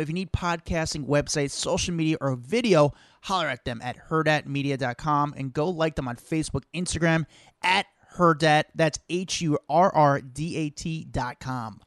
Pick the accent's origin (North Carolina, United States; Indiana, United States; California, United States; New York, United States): New York, United States; as a New Yorker